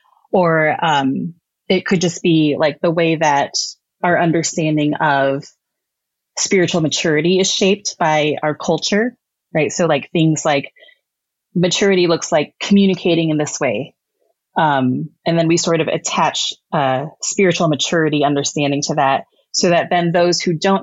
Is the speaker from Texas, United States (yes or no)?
yes; Texas, United States; born there; go back to where you came from, even though I was born in Texas. I was like, I guess I can go back to Texas.